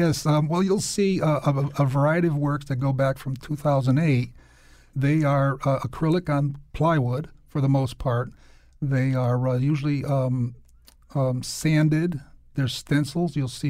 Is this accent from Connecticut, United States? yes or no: yes; New Britain, Connecticut, United States; also born or lived in Hartford; Yeah, I was actually born in Hartford, but then immediately we moved to New Britain.